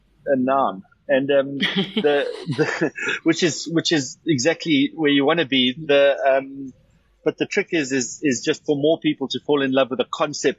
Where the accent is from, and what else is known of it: South Africa